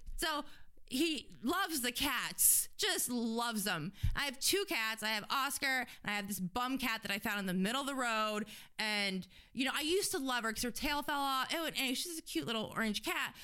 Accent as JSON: {"language": "English", "town": "Fort Lauderdale", "region": "Florida", "country": "United States", "tie": "born or raised there", "said": "I grew up in Fort Lauderdale"}